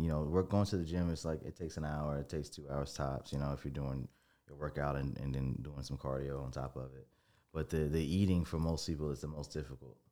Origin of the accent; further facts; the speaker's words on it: Tuscaloosa, Alabama, United States; I was born in Tuscaloosa